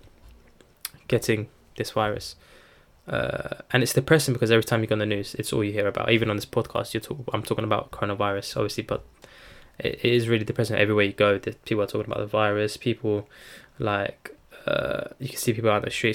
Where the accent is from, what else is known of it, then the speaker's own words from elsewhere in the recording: Turkey; I'm from Turkey